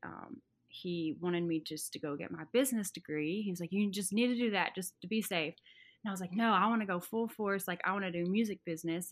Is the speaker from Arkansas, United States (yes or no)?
yes; Arkansas, United States; moved away as an adult; now in Nashville, United States; I'm from Arkansas originally, and a s, really small town